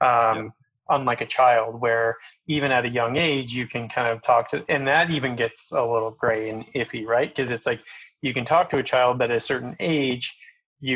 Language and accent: English; Coal Creek Canyon, Colorado, United States; I grew up in Coal Creek Canyon